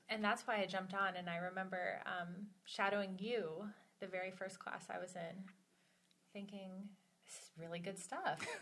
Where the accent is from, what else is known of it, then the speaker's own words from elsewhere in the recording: Atlanta, Georgia, United States; moved away as an adult; also born or lived in Omaha, Nebraska; now in Nebraska, United States; I was born in Omaha, and when I was two months old, we moved to Atlanta, Georgia